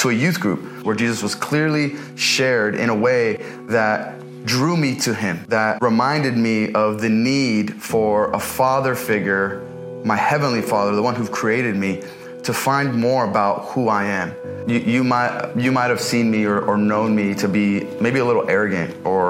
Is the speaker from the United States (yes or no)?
yes; Los Angeles, California, United States; I was born and raised here in the San Fernando Valley to immigrant parents from Palestine